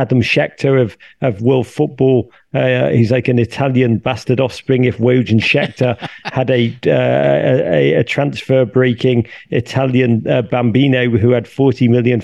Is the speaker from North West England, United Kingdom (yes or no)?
yes; Liverpool, North West England, United Kingdom; moved away as an adult; now in United States; I come from Liverpool.